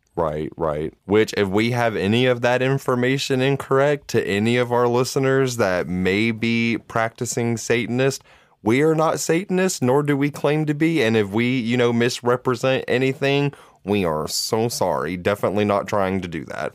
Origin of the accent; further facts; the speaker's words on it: Georgia, United States; We are from Georgia. That is our home state